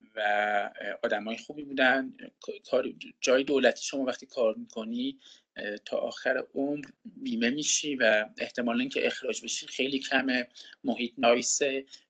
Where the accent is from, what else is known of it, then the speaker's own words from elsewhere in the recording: Iran; moved away as an adult; also born or lived in Canada; ما با این بینظمی تو ایران بزرگ شدیم